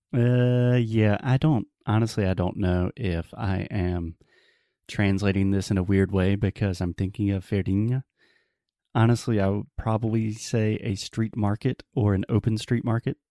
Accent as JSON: {"language": "English", "region": "South Carolina", "country": "United States", "tie": "born or raised there", "said": "the capital of my home state, of South Carolina"}